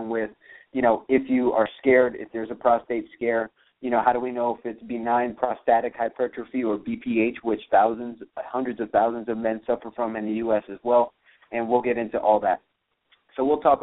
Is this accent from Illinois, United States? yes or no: no; Miami, Florida, United States; I'm from Miami